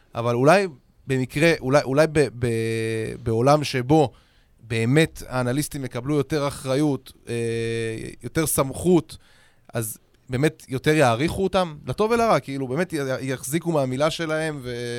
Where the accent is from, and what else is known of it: Israel